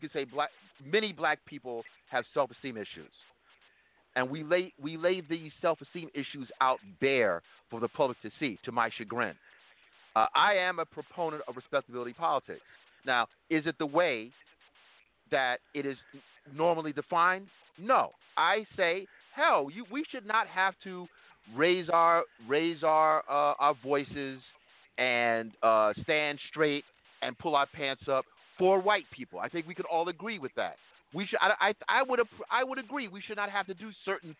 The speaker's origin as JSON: {"language": "English", "region": "New York", "country": "United States", "said": "I'm from New York"}